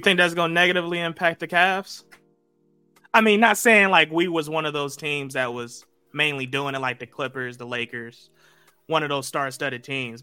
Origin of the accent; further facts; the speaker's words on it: Cleveland, Ohio, United States; I'm from Cleveland